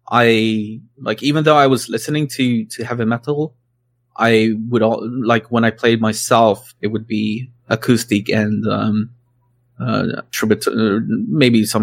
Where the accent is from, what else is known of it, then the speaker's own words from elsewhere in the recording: Sweden; English is a second language; I grew up in Sweden, right? So and country isn't really a thing here.